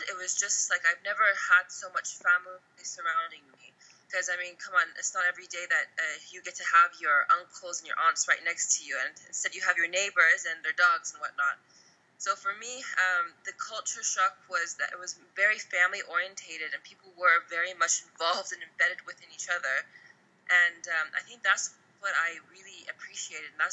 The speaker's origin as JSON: {"language": "English", "country": "United States", "tie": "born or raised there", "moved": "as an adult", "lives_now": "Iran", "said": "growing up in the us and i was the only how do i say i was the only like iranian blooded person playing football as a woman in the us"}